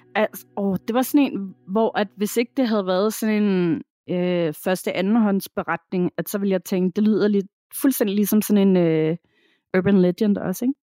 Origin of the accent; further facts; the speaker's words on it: Denmark; hjemme i Danmark